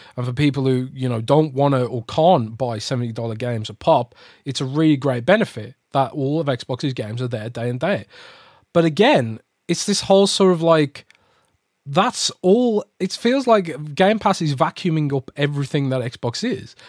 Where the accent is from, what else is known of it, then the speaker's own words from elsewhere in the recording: United Kingdom; as a Brit